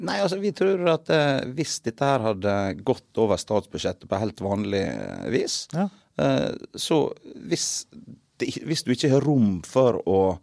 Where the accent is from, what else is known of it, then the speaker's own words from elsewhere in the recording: Sunnmøre, Møre og Romsdal, Norway; now in Stavanger, Norway; Jeg kommer opprinnelig fra Sunnmøre